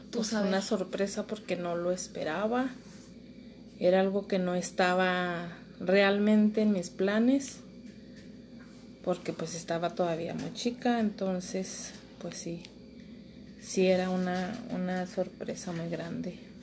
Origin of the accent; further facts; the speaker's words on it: Torreón, Coahuila, Mexico; Aquí en Torreón, Coahuila.